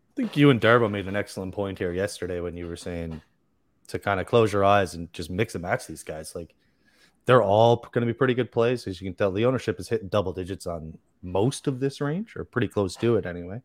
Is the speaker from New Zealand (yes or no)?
no; Canada; also born or lived in Newfoundland; I'm Canadian. I'm in Newfoundland. Far East Coast of Canada.